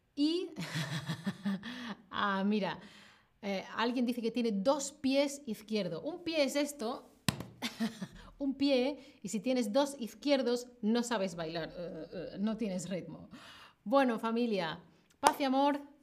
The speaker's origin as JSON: {"language": "Spanish", "town": "Seville", "region": "Andalusia", "country": "Spain", "moved": "as an adult", "lives_now": "Berlin, Germany", "said": "yo soy de una ciudad que está en el sur de España, que se llama Sevilla."}